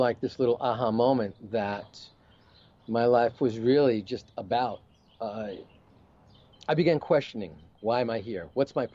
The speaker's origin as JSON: {"language": "English", "region": "New York", "country": "United States", "tie": "born or raised there", "said": "I grew up in New York"}